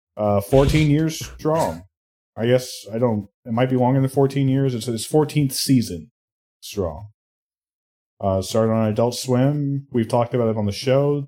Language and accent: English; Indiana, United States; my home state of Indiana